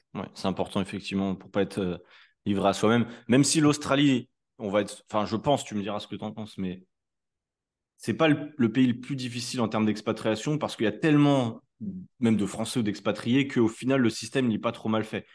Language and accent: French; France; Nous, en tant que Français